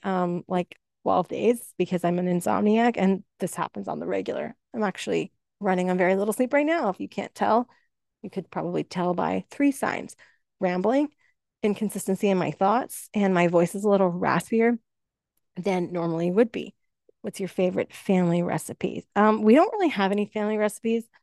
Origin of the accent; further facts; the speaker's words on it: Canada; I'm Canadian